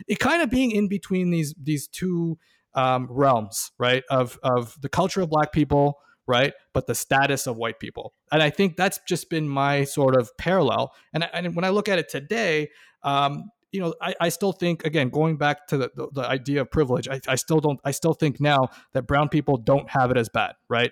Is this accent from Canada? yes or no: yes; Toronto, Ontario, Canada; me growing up in Toronto in the nineties